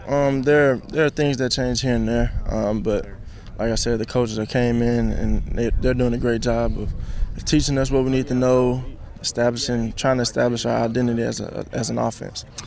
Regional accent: Texas, United States; I'm from Texas

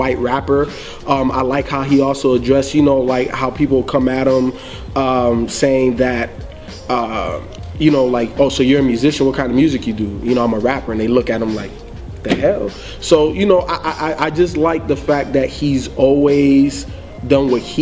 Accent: the South, United States; I grew up in the South

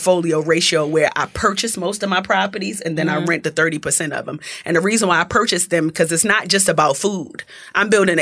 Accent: Baltimore, Maryland, United States; accent: Baltimore accent; moved away as an adult; also born or lived in Jamaica (ancestry); now in Atlanta, United States; I'm from East Baltimore, from around the way

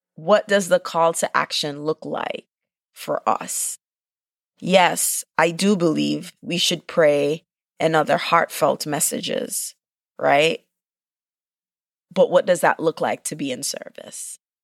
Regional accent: Jamaica; I'm Jamaican

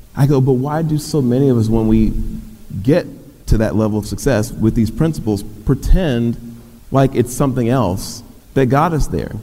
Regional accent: Dallas, Texas, United States; was born in West Dallas, very poor community to working class parents

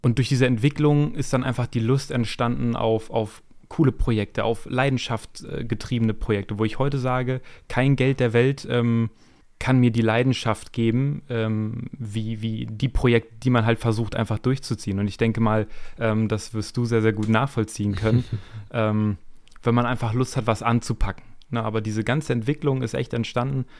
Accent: Hameln, Lower Saxony, Germany; ich bin aus der Nähe ähm, Hannover, Hameln

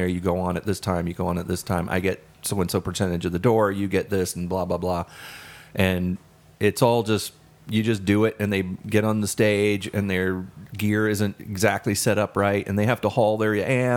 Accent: the South, United States; I grew up in the South

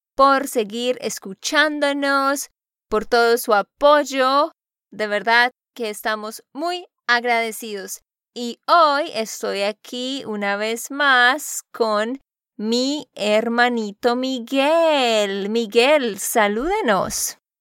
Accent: Santander, Colombia; de Santander, Colombia

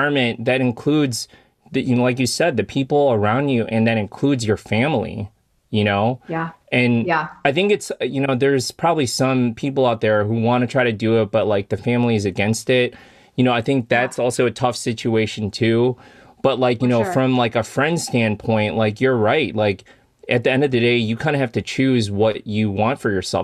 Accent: Illinois, United States; grew up in Illinois

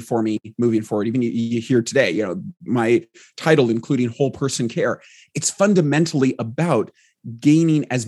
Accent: Southern California, United States; I grew up in Southern California, primarily in a small mountain town where it actually snows.

